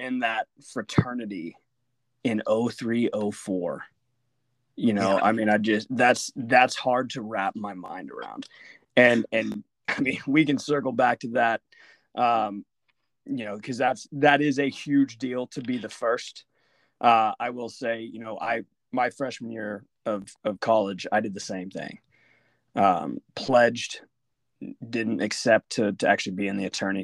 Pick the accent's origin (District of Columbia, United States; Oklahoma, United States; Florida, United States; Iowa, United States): Oklahoma, United States; Bartlesville; we did grow up in the same town, and it's a small town. It's a small town. I would not necessarily use the word diverse, but I would say Bartlesville is not a typical small town